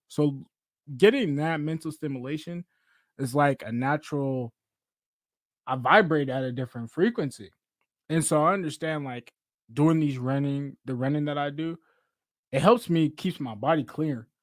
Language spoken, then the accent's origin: English; Seattle, Washington, United States; I'm from Seattle, Seattle, Washington, born and raised in the South End